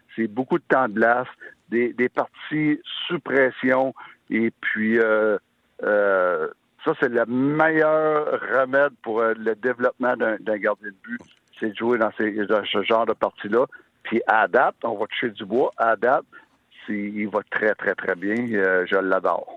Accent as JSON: {"language": "French", "town": "Sherbrooke", "region": "Quebec", "country": "Canada", "said": "je viens de Sherbrooke"}